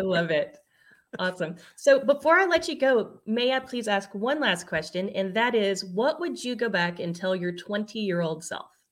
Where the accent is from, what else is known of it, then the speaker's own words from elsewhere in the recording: Louisiana, United States; I'm Louisiana